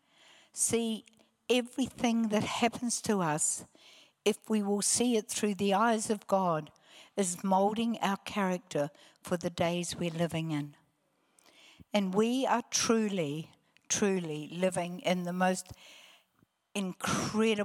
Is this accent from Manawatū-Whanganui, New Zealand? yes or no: no; Hamilton, Waikato, New Zealand; also born or lived in Palmerston North, New Zealand; I was born in Palmerston North. I was one of three children. I have no or little childhood memory under the age of 9. And at 9, we shifted to Hamilton